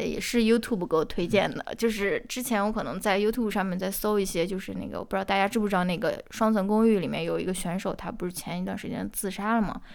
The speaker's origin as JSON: {"language": "Chinese", "country": "China", "tie": "born or raised there", "said": "我这种在这个中国受到教育长大的人"}